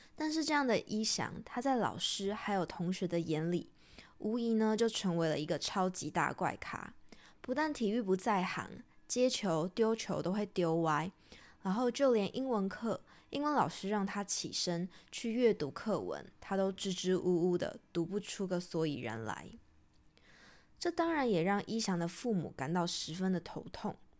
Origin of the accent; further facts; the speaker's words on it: Taiwan; 如果我们是台湾人